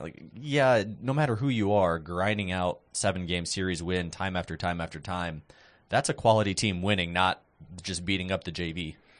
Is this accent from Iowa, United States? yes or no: yes; Iowa, United States; growing up in Iowa